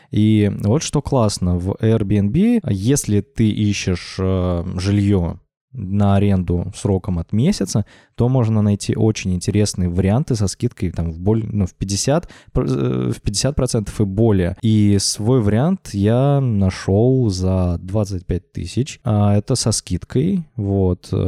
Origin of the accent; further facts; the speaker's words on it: Orenburg, Orenburg Oblast, Russia; now in Moscow, Russia; Вот как я начал жить в Москве, а я из Оренбурга в Москву переехал года эдак 4, наверное, назад.